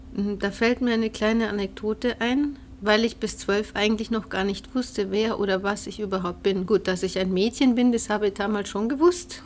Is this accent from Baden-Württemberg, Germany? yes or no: no; Ingolstadt, Bavaria, Germany; also born or lived in Abensberg area, Bavaria; ich bin in Ingolstadt geboren, äh, bin mit neun aber dann weggezogen mhm. Richtung Münster